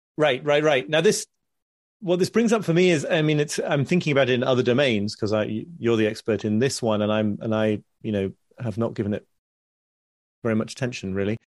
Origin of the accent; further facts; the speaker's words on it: United Kingdom; being specifically British in my, in my personality